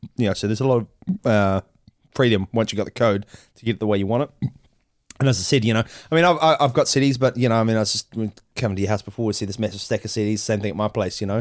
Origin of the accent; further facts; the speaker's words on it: Auckland, New Zealand; we come from New Zealand, Auckland, New Zealand